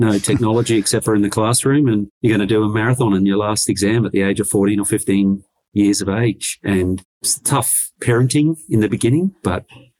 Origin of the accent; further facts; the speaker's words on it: Redcliffe, Queensland, Australia; also born or lived in Papua New Guinea; growing up on Redcliffe